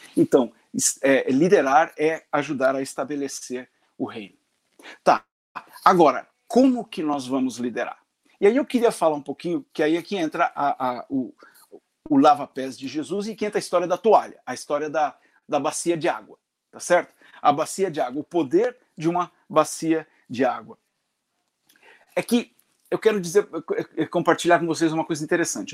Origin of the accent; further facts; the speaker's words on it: Londrina, Paraná, Brazil; also born or lived in Florianópolis; Eu sou nascido, é, nasci em Florianópolis, mas cresci no norte do Paraná, na cidade de Londrina